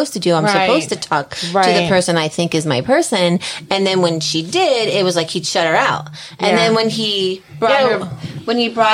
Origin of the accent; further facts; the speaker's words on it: New Jersey, United States; I am from Jersey, and I have a little bit of a sass